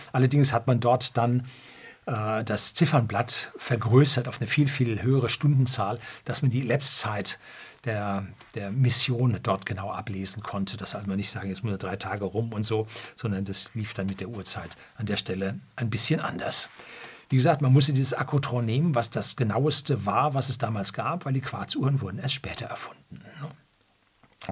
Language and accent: German; Germany; bei uns in Deutschland